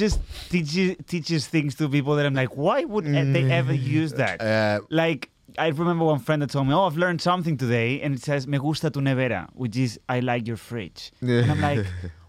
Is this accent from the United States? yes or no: no; Barcelona, Catalonia, Spain; English is a second language; now in United Kingdom; I'm from Barcelona